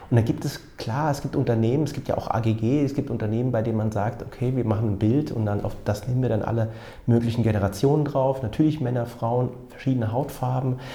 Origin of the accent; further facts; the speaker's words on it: Frankfurt, Hesse, Germany; ich bin gebürtiger Frankfurter mit pakistanischen Wurzeln